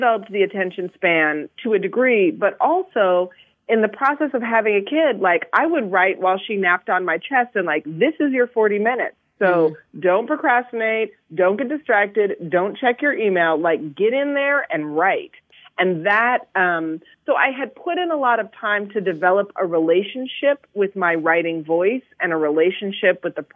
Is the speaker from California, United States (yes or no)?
yes; Berkeley, California, United States; I'm from Berkeley, so I use partner